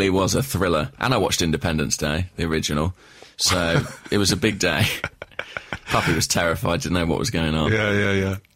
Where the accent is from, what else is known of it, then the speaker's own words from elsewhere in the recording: Borehamwood, East of England, United Kingdom; It is my hometown. That's where I went to visit the puppy. It's where my mum lives. Um, it's where I had my first Nando's.